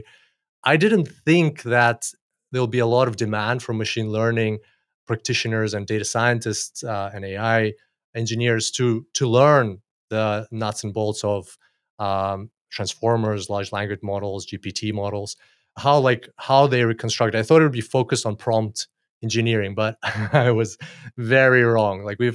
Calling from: Gold Coast, Queensland, Australia; Australia, Gold Coast, as usual for me these days.

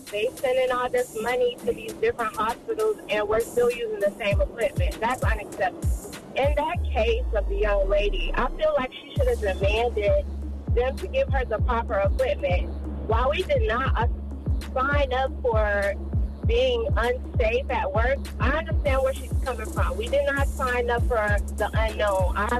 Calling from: Florida, United States; I'm calling from Florida.

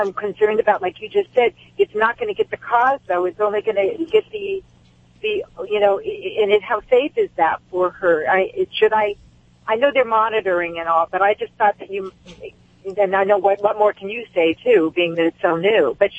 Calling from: Marina del Rey, California, United States; Marina Del Rey, California.

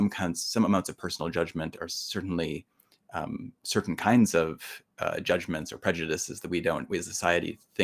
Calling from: New York, United States; I'm joining you from Colgate University, which is just about to begin classes here in upstate New York.

